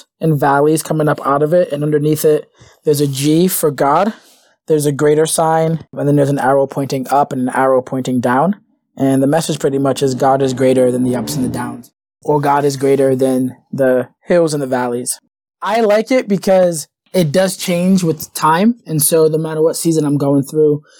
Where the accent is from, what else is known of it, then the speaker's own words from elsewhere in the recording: Providence, Rhode Island, United States; I grew up in Providence